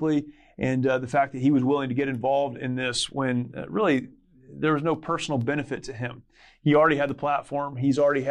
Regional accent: California, United States; I'm a California kid.

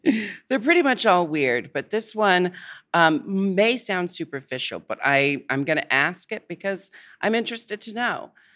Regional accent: United States; I'm American

